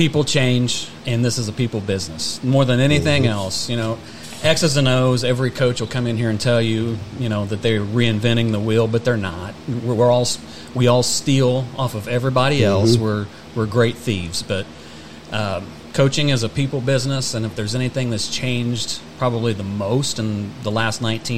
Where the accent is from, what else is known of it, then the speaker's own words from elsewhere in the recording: Converse, Indiana, United States; Born and raised in Converse, Indiana.